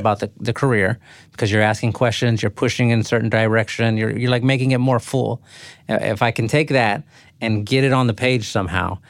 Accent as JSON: {"language": "English", "town": "San Antonio", "region": "Texas", "country": "United States", "tie": "born or raised there", "said": "I grew up in San Antonio. So, like, South San Antonio"}